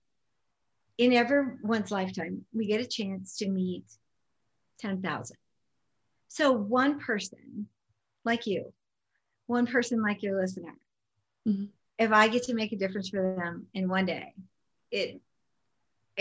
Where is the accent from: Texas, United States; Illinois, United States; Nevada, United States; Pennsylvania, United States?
Nevada, United States; Las Vegas; also born or lived in California; growing up in Vegas